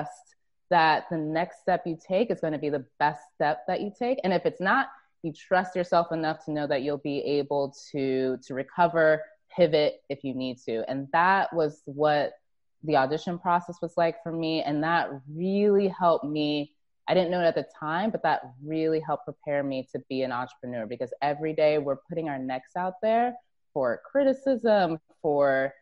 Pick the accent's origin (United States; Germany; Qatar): United States; Plainfield, New Jersey; moved away; also born or lived in Grand Canyon; I was born in Plainfield, and then spent some time in Scotch Plains as a young kid